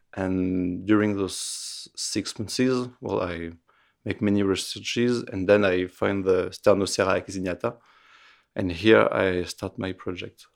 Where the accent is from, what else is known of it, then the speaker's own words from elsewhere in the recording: Roanne, Auvergne-Rhône-Alpes, France; English is a second language; now in Paris, France; I was born in Roanne, a small city in the middle of France, near Lyon